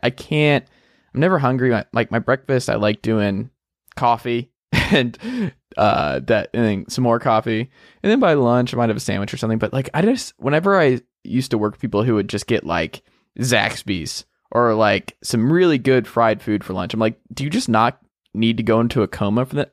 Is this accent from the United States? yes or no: yes; the South, United States; I'm from the South where there is a Chick-fil-A